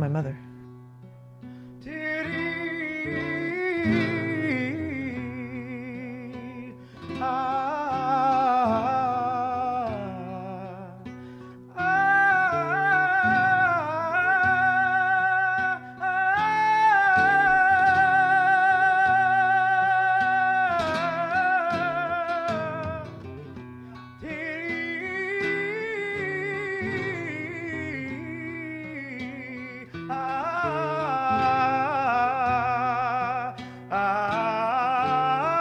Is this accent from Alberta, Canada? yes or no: no; Sudbury, Ontario, Canada; now in St. John's, Canada; My parents were French immigrants, but I grew up in part in Northern Ontario and Sudbury